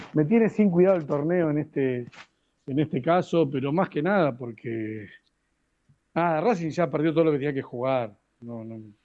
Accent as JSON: {"language": "Spanish", "country": "Argentina", "said": "no soy más argentino"}